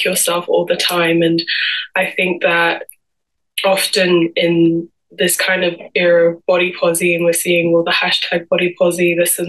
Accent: London, United Kingdom; I'm originally from Cameroon and Congo, and I'm 22 years old and born and raised in London my whole life.

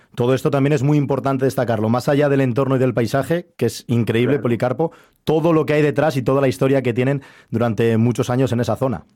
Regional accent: Castile and León, Spain; soy leonés y me siento muy orgulloso de de serlo

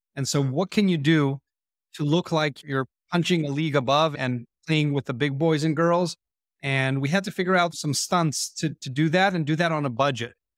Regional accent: Israel; I was born and raised in Israel

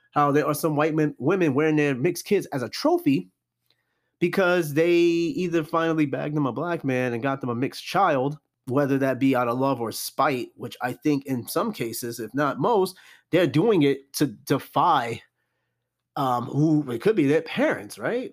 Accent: New York City, New York, United States; I grew up around Corona, Queens.

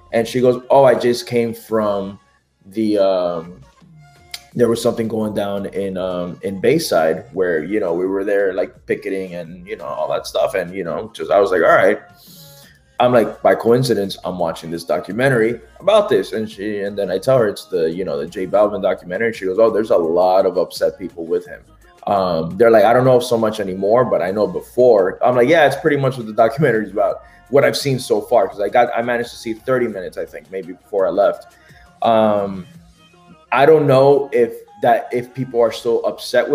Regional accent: Nicaragua; I'm from Nicaragua

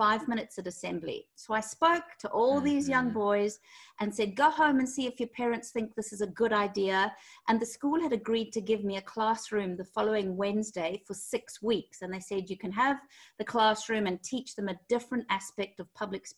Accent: Zimbabwe; moved away as an adult; now in London, United Kingdom; I'm originally from Zimbabwe

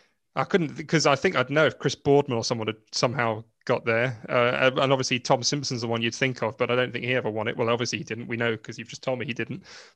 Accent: Ireland; I'm basically Irish myself anyway.

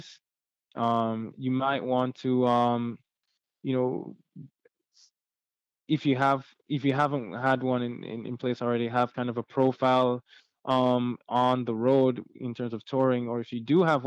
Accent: Jamaica; being Jamaican

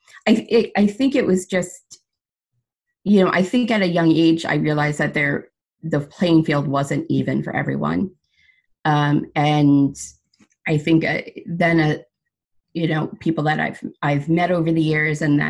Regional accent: Seaford, New York, United States; I was actually born and raised in Sable

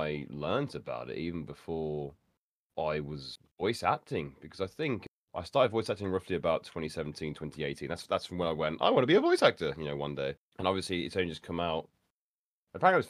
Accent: Birmingham, West Midlands, United Kingdom; accent: Birmingham; my local Birmingham accent

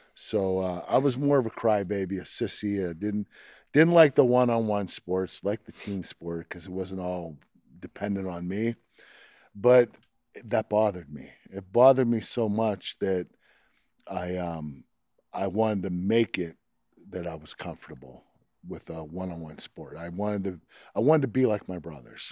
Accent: Pittsburgh, Pennsylvania, United States; I love Pittsburgh. I love my hometown

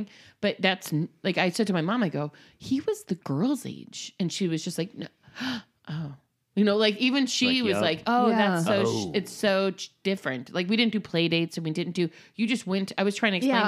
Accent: Fort Lauderdale, Florida, United States; I grew up in Florida

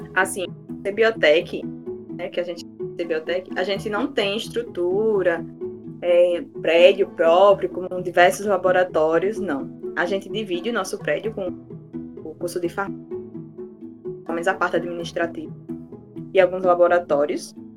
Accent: João Pessoa, Paraíba, Brazil; sou da Terra onde o Sol Nasce Primeiro desse estado maravilhoso

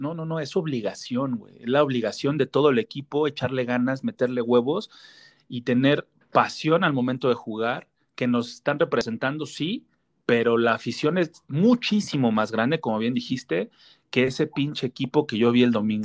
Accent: Mexico; como mexicano, como compatriota

